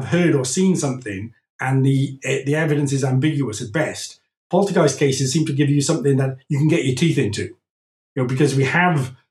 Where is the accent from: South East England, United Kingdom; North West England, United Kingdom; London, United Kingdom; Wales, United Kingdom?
Wales, United Kingdom; also born or lived in Scotland; now in France; I'm from Wales in the UK